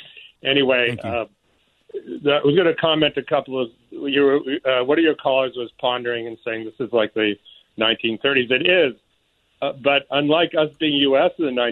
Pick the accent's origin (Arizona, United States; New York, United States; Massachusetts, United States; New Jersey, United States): Massachusetts, United States; Boston; now in San Francisco, United States; I'm from Boston originally.